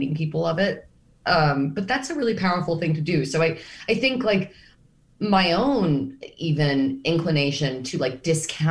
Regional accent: New York, United States; a New Yorker

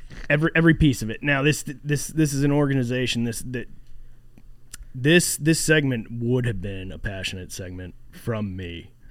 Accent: Maryland, United States; I'm a man from Maryland.

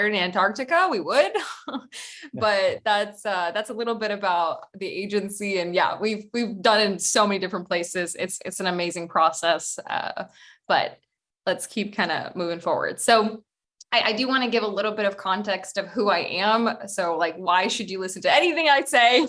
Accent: Boston, Massachusetts, United States; also born or lived in Ukraine; now in Barcelona, Spain; I am originally from Ukraine, but I'm based in Barcelona and I grew up in the US. I grew up in Boston

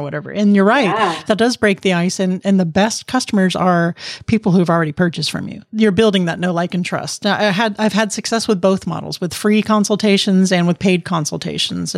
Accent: Miami, Florida, United States; now in Maryland, United States; I'm from Miami originally

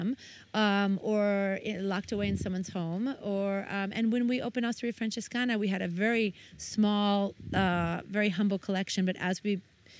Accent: United States; moved away; I'm American

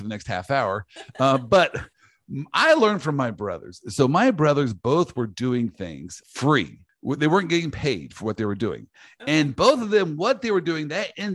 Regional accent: Kansas, United States; also born or lived in Orlando, Florida; I'm from Kansas.

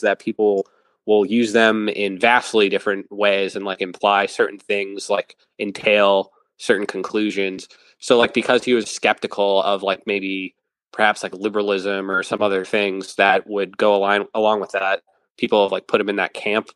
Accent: Western Massachusetts, United States; I grew up in Western Mass

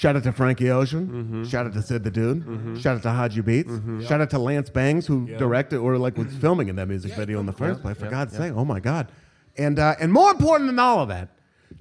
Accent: Beaverton, Oregon, United States; also born or lived in Portland, Oregon; a person who was born and raised here, I grew up in Beaverton

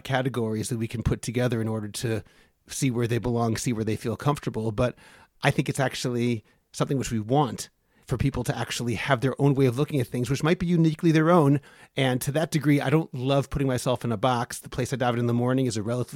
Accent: Newton, Massachusetts, United States; moved away as an adult; also born or lived in Lowell, Massachusetts; now in Israel; I was born in Lowell, Massachusetts, and grew up in Newton

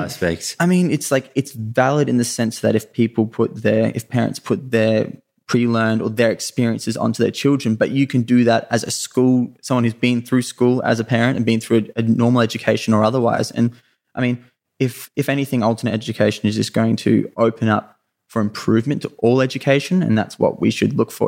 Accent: Sunshine Coast, Queensland, Australia; also born or lived in Mooloolaba / Maroochydore; I, I grew up on the Sunshine Coast in Queensland was where I was where I was born

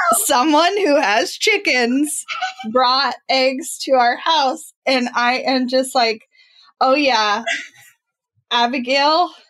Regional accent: Midwest, United States; I am from the Midwest and have a lot of small town things that happen to me.

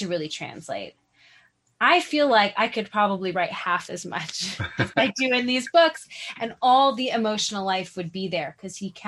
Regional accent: New York City, New York, United States; I grew up in New York City

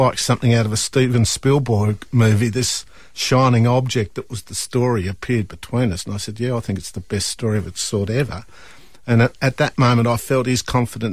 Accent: Burnie, Tasmania, Australia; Well, I come from Burnie. I grew up in Burnie.

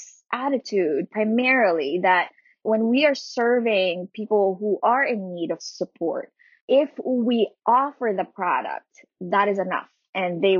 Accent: Philippines; moved away as an adult; now in Pittsburgh, United States; coming from and growing up in the Philippines

